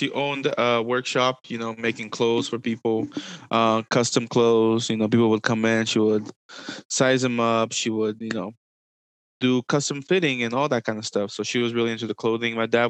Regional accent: DR Congo; also born or lived in Ivory Coast; So I am Congolese from the DR Congo, but I was born in Ivory Coast.

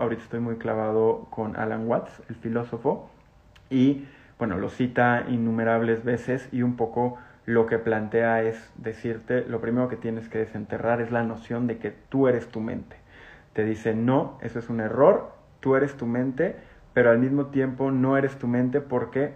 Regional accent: Mexico; como mexicanos

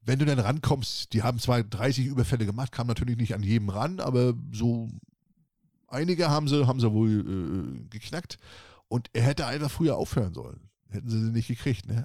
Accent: Northern Germany, Germany; bei uns im Norden heißt das okay. Wurke

